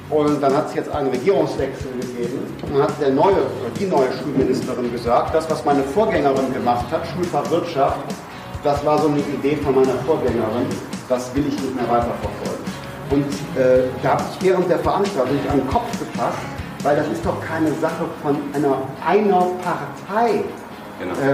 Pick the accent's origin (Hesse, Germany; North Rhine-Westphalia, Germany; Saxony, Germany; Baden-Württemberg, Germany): North Rhine-Westphalia, Germany; in Nordrhein-Westfalen, ähm, wo ich herkomme, genau